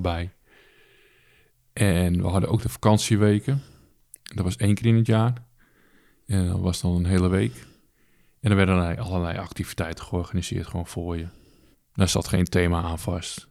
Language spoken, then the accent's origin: Dutch; Alkmaar, North Holland, Netherlands; Ik ben vanuit Alkmaar, waar ik geboren ben, gelijk naar het A M C gebracht.